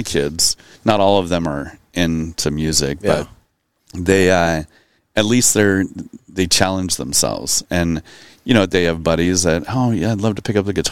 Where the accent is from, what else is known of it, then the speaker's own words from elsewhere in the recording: Phoenix, Arizona, United States; moved away as an adult; also born or lived in Boston / Denver / Los Angeles; now in Fort Worth, United States; I was born in Boston and then I kind of grew up in Phoenix